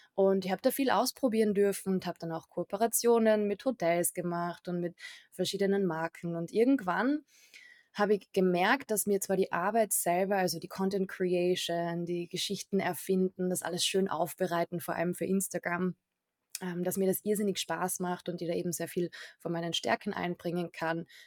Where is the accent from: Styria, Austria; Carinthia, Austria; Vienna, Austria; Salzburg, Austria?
Carinthia, Austria; ich komme auch ursprünglich aus Kärnten